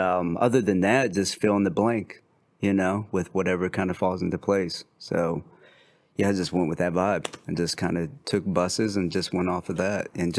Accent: Colombia; Like prior to Mexico, you know what I'm saying? I came from Colombia.

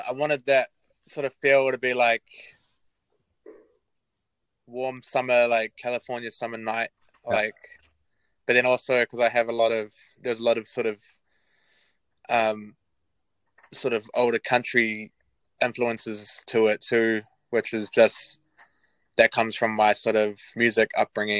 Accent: Palmerston North, Manawatū-Whanganui, New Zealand; also born or lived in Feilding; now in Auckland, New Zealand; We're from Palmy

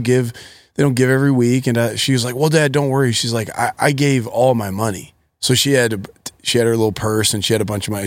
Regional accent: Akron, Ohio, United States; I grew up in Akron, Ohio.

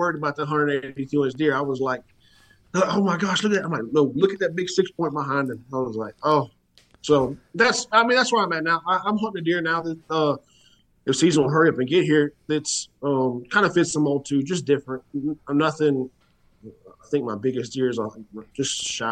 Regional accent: Willis, Texas, United States; I was born and raised in Willis, about an hour north of Huntsville

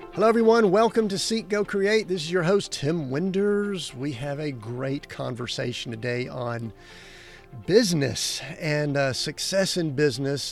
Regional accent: Atlanta, Georgia, United States; I grew up in Atlanta

